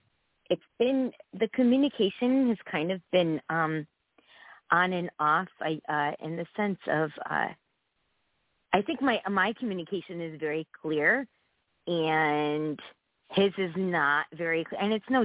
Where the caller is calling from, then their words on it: Connecticut, United States; from Connecticut.